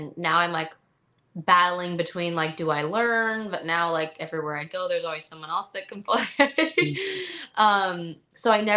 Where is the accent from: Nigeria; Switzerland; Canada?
Canada; I'm from Canada, so my whole life, I never know anything about like the States.